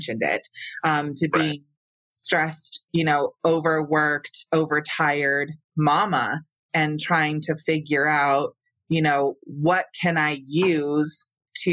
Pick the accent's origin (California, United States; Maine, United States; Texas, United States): California, United States; Santa Cruz; moved away as an adult; now in Colorado, United States; I come from California, where cannabis culture was thriving. Yeah. I'm from, you know, the San Francisco Bay Area, Northern California, Santa Cruz